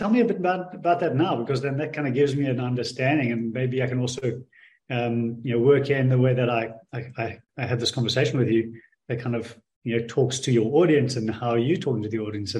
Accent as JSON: {"language": "English", "country": "South Africa", "also_born_or_lived": "Australia / Bali", "accent": "Australian", "moved": "yes", "lives_now": "Indonesia", "said": "Africa. South Africa is origination, but it's been going on 20-odd years that I've since been there. I've spent 10 years in Australia and the last 10 years in Bali."}